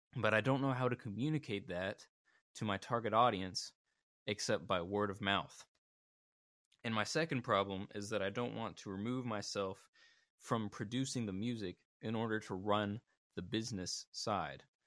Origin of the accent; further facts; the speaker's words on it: Birmingham, Alabama, United States; I'm from Birmingham, Alabama